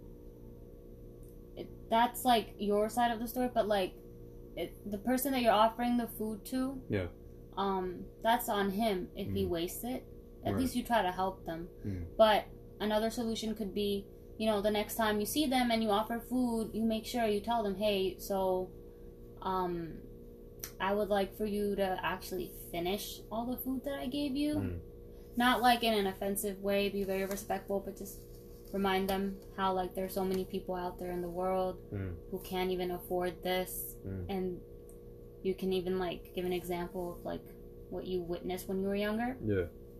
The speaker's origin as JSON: {"language": "English", "country": "United States", "tie": "born or raised there", "said": "I was born and raised in America"}